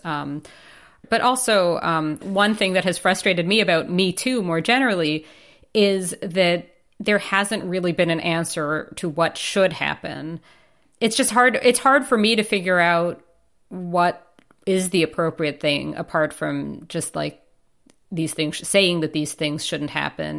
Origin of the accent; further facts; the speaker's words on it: New York, United States; moved away; as a New Yorker